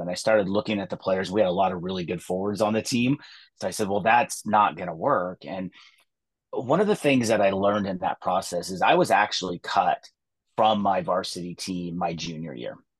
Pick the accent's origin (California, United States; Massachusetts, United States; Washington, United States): California, United States; Atascadero; also born or lived in Thousand Oaks, California; I grew up in the Central Coast of California, a little town called Atascadero